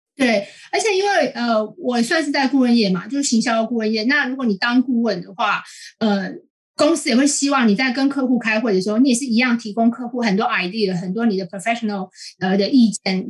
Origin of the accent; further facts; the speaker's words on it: Taiwan; moved away as an adult; now in United Kingdom; 我们台湾人都是学美式英文